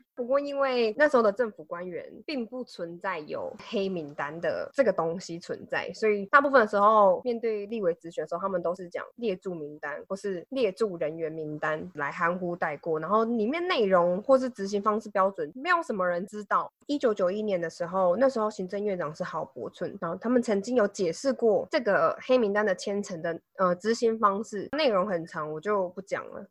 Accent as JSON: {"language": "Chinese", "country": "Taiwan", "said": "身为台湾人好骄傲"}